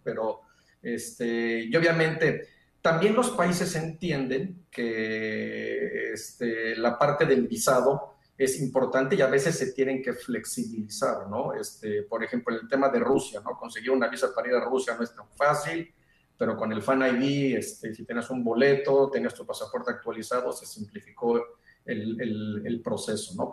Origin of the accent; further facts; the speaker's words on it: Mexico; moved away; como mexicano